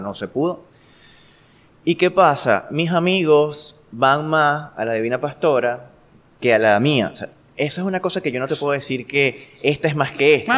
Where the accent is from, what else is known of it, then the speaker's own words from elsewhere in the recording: Guanare, Portuguesa, Venezuela; Yo nací aquí en Guanare